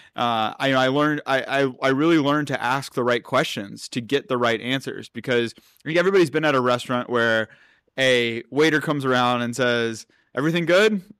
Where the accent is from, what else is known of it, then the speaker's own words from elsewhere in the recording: North Carolina, United States; I'm from North Carolina, and so out there, you know, it's not it's not much technology. It's it's more traditional businesses, especially when I when I was growing up